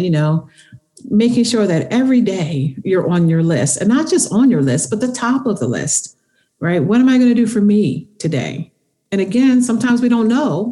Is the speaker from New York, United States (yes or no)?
no; Philadelphia, Pennsylvania, United States; I'm from Philly